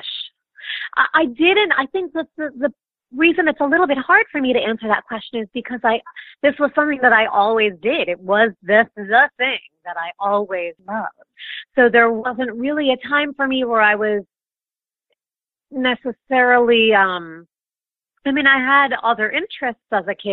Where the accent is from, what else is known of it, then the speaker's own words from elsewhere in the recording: New York City, New York, United States; I'm from New York originally, actually, Staten Island, one of the five boroughs of New York City.